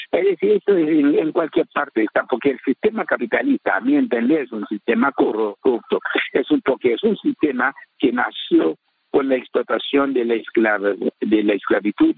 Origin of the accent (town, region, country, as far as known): Haiti